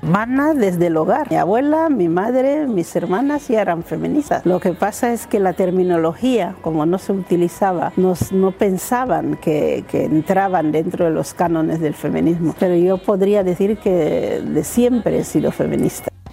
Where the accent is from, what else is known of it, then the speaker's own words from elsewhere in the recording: Rebola, Bioko Norte, Equatorial Guinea; first language Bubi; Spanish is a second language; moved away; en mi Guinea natal y en la época mía